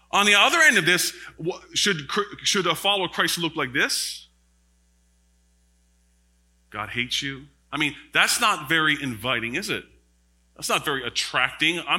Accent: Newfoundland and Labrador, Canada; I'm very, very astute in when it comes to Newfie lingo because I'm from Labrador, right?

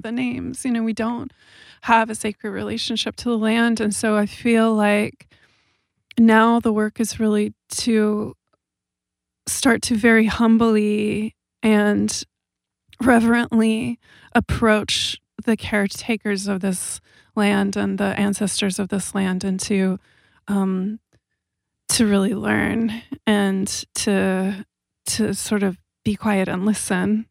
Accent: Southern California, United States; moved away as an adult; also born or lived in Amsterdam / London; now in Los Angeles, United States; I grew up in Southern California, and I'm seventh generation Californian.

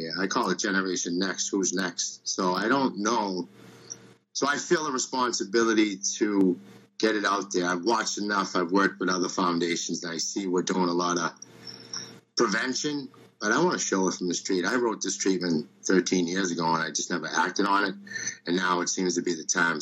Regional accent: Boston, Massachusetts, United States; I am from Boston.

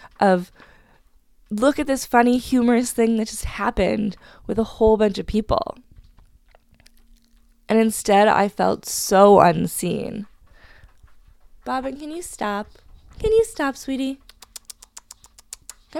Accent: Hamilton, Ontario, Canada; moved away as an adult; now in Vancouver, Canada; I'm originally from Hamilton

